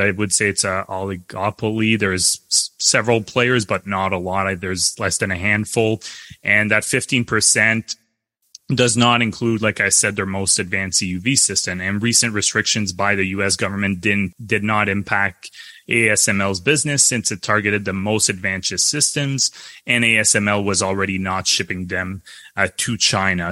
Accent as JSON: {"language": "English", "country": "Canada", "said": "as a Canadian"}